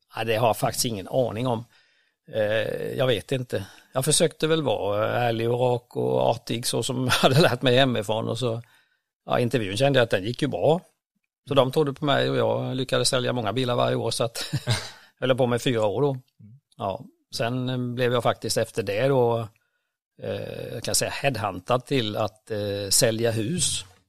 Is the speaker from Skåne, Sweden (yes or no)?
no; Ramkvilla, Jönköping County, Sweden; Jag växte upp tre och en halv mil söder om Vetlanda ner mot Växjö till en liten by som heter Ramkvilla